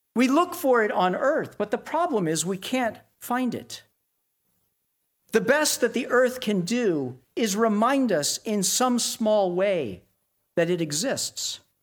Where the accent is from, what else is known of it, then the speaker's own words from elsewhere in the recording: Dallas, Texas, United States; moved away; I grew up in Tornado Alley in Dallas